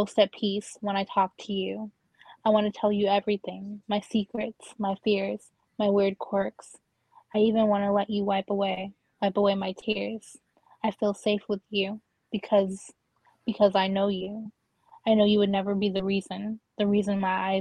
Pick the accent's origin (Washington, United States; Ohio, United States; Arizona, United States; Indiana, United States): Washington, United States; I'm from Washington State